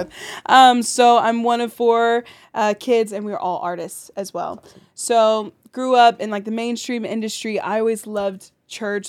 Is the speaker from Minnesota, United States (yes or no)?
no; St. Louis, Missouri, United States; also born or lived in Burbank, California; I grew up in Saint Louis